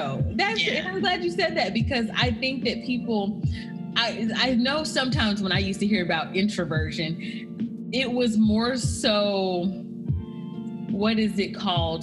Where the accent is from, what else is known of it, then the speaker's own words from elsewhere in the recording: Fayetteville, United States; also born or lived in Connecticut; I'm a Fayettevillian and that's the funny thing because I was born in Fayetteville, but we moved back